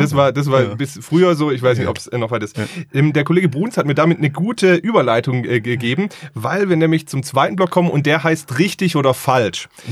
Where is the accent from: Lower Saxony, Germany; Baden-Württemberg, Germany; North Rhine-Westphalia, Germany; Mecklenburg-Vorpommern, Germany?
Baden-Württemberg, Germany; Stuttgart; Ich bin aber ja auch gebürtiger Stuttgarter